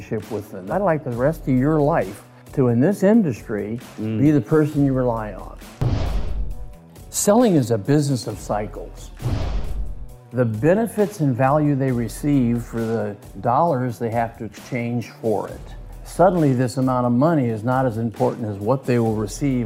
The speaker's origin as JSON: {"language": "English", "region": "Southern California", "country": "United States", "tie": "born or raised there", "said": "I was born in California, Southern California, raised there"}